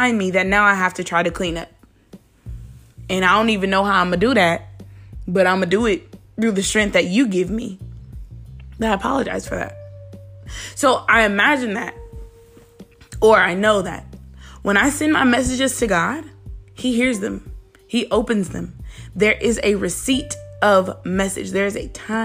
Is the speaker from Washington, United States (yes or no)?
no; Mississippi, United States; I'm from Mississippi